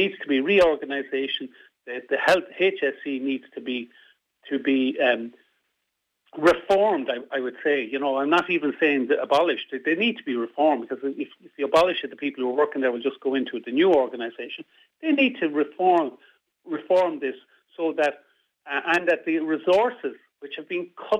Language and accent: English; Midlands, Ireland; also born or lived in Dublin / North West Ireland; now in Sligo, Ireland; I'm originally from the Midlands, but I came to the Northwest from Dublin.